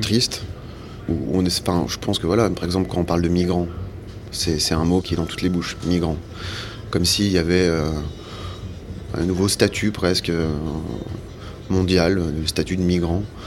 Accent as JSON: {"language": "French", "area": "Savoie", "region": "Auvergne-Rhône-Alpes", "country": "France", "tie": "born or raised there", "moved": "as an adult", "lives_now": "Paris, France", "said": "J'ai grandi en Savoie, dans un petit village"}